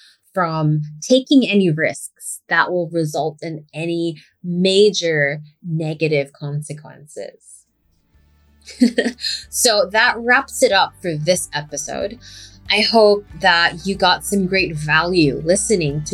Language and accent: English; Philippines; first language English; I was raised as English being my first language, obviously. And even though I eventually learned how to speak our native language